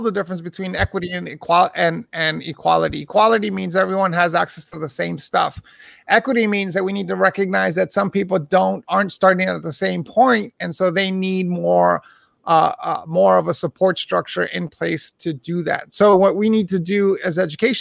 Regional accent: New York City, New York, United States; I was born and raised in Hell's Kitchen, New York, back in the 70s and 80s

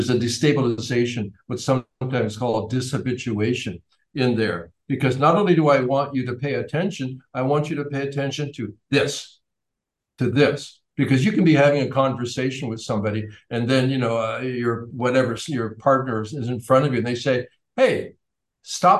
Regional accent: Canada; I'm from Canada

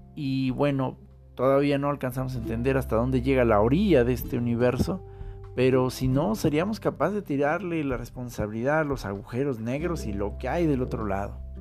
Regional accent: Mexico City, Mexico; nuestra Ciudad de México

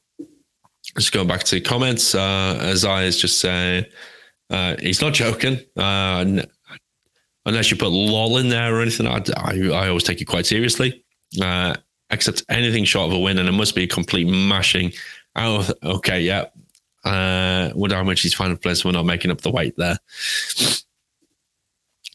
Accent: England, United Kingdom; I'm English

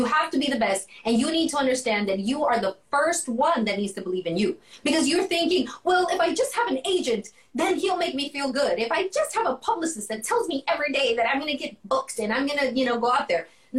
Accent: U.S. Virgin Islands; And I grew up in the Virgin Islands as one of the places that were, I've got a lot of influences

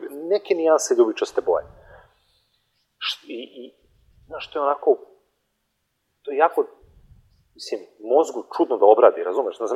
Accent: Montenegro; kod nas u Crnoj Gori

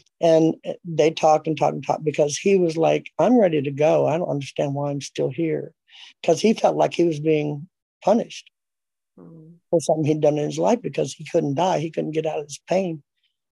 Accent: California, United States; moved away; I'm from California

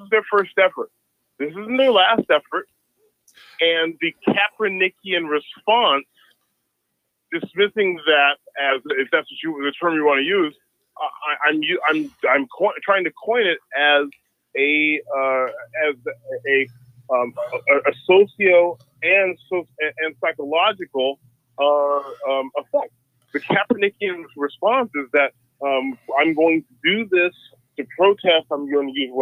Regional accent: Ottumwa, Iowa, United States; born or raised there

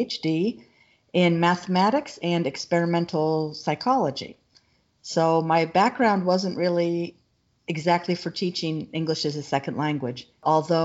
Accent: Northeast Ohio, United States; moved away as an adult; also born or lived in Central Florida / Illinois; now in Florida, United States; I grew up in Northeast Ohio

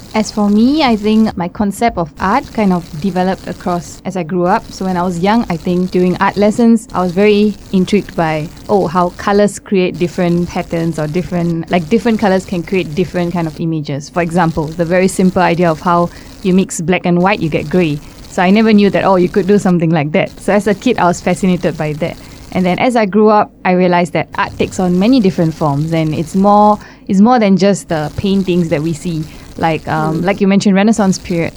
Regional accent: Singapore; moved away as an adult; now in Hungary; I'm from Singapore

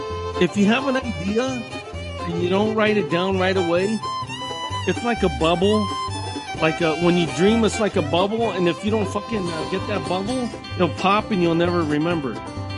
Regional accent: Appalachia, United States; I'm from the Appalachian Mountains.

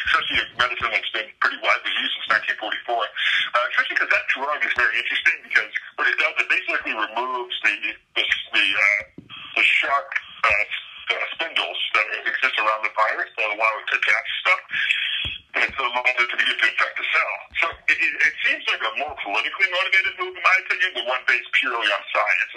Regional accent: Quincy, Massachusetts, United States; I'm from Quincy, Massachusetts

